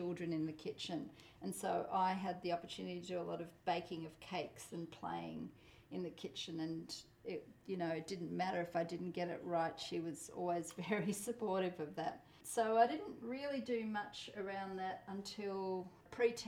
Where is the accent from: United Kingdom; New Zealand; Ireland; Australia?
Australia; first language Polish; English is a second language; I was born in Australia.